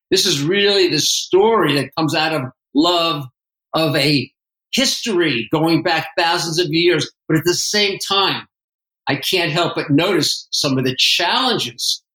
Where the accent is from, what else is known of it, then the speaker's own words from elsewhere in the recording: East Coast, United States; moved away as an adult; I grew up on the East Coast